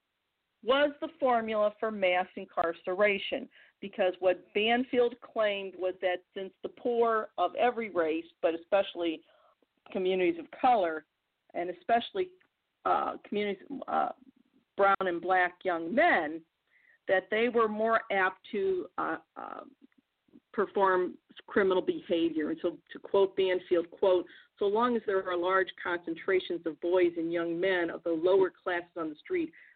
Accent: Missouri, United States; my home state of Missouri is like 95% white.

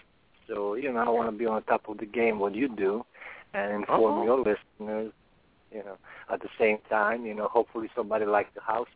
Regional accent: Serbia; moved away as an adult; now in Newark, United States; I came from Europe, originally from Serbia, former as Yugoslavia

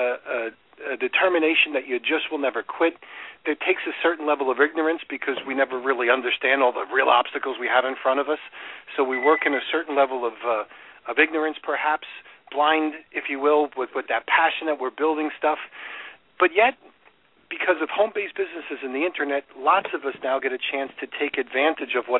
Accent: New York, United States; moved away as an adult; also born or lived in Chicago; now in Florida, United States; I grew up in New York

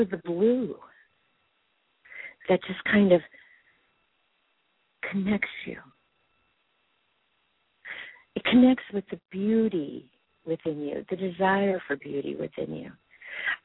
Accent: Whittier, California, United States; I grew up in Whittier, California, Los Angeles County

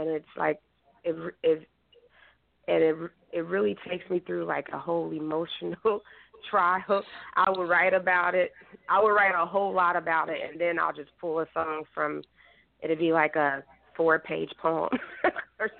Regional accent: Kansas City, Missouri, United States; moved away as an adult; now in Philadelphia, United States; I'm from Kansas City, Missouri, and I did have bands out there

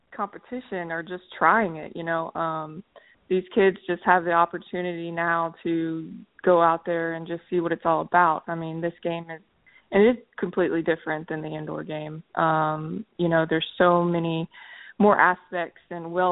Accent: Charleston, South Carolina, United States; I'm from Charleston, South Carolina, so sand volleyball was always there on the beach for me to grow up and play on.

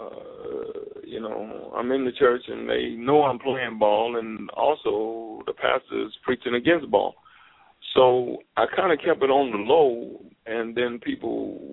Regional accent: Gary, Indiana, United States; I had a roommate who was from Indiana, just like me

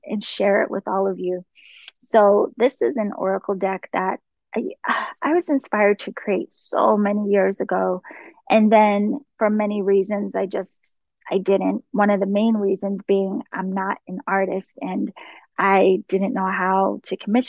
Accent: East Coast, United States; also born or lived in DC, Maryland area; now in California, United States; I live in California, but I am from the East Coast

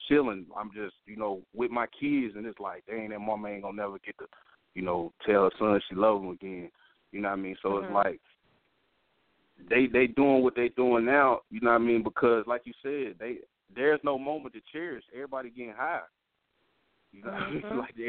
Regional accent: Memphis, Tennessee, United States; But I'm from Memphis, so you know I like R&B music to the fullest.

